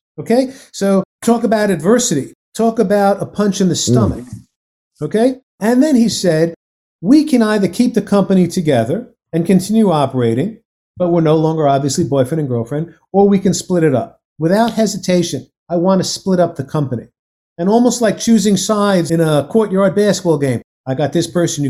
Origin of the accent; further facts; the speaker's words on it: New York, United States; I'm from New York originally